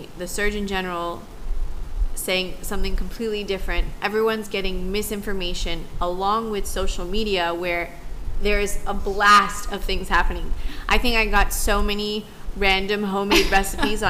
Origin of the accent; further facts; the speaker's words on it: United States; I am American